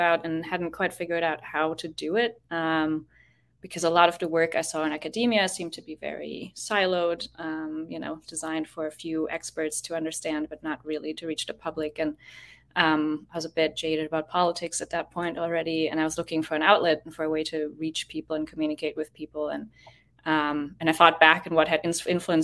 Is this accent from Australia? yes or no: no; Germany; moved away as an adult; now in Boston, United States; I'm from Germany, but haven't been there in a hot second. I'm based in Boston these days